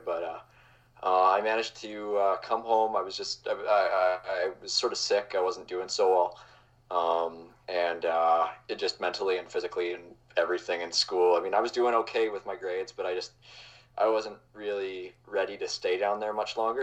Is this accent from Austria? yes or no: no; Calgary, Alberta, Canada; I grew up in Calgary